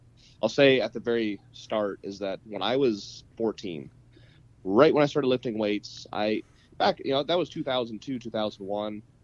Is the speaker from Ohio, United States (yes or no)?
yes; northeastern Ohio, United States; also born or lived in Bozeman, Montana; now in Virginia, United States; I spent the majority of my life northeastern Ohio